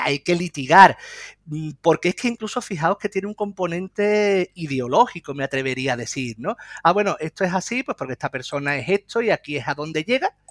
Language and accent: Spanish; Lebrija, Andalusia, Spain; yo soy de Lebrija, de un pueblo de la provincia de Sevilla